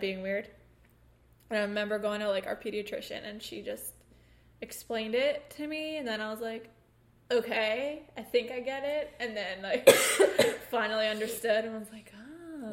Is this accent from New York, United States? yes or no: yes; New York, United States; in our house that we grew up in in New York